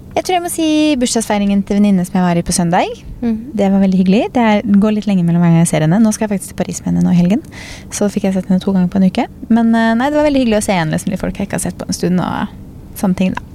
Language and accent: Norwegian; Norway